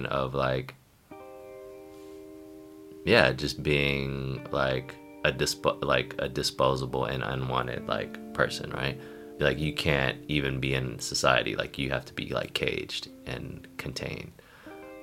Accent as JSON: {"language": "English", "area": "Bay Area", "region": "California", "country": "United States", "tie": "born or raised there", "said": "growing up in the Bay Area"}